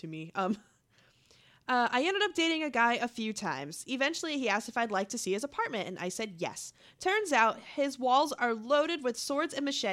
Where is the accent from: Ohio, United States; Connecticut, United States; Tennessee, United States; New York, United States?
Connecticut, United States; now in Michigan, United States; I'm from Connecticut and I came out to Michigan